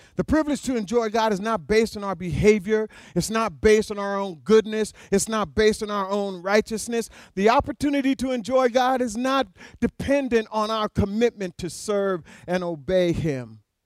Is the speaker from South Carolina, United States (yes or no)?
no; Alaska, United States; I was born and raised in Alaska